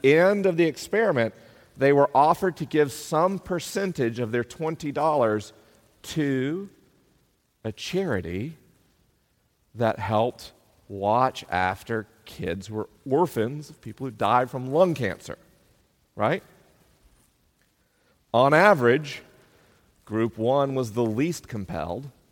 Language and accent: English; Tallahassee, Florida, United States; my only book launch party in my hometown